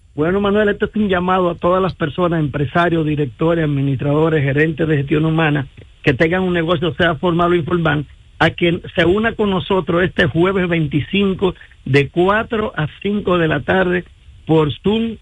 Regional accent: Dominican Republic; en mi país

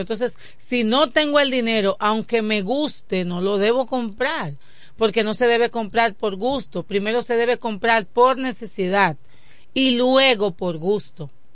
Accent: Dominican Republic; nos identificaba como dominicanos.

